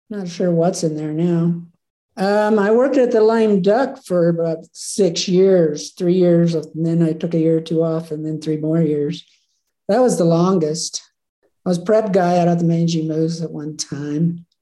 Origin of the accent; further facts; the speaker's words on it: Oklahoma, United States; moved away as an adult; now in Jackson, United States; Grew up in Oklahoma